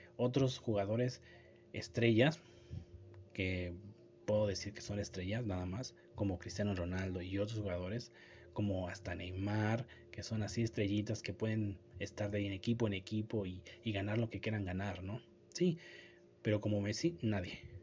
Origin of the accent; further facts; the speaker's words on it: Mexico; como mexicano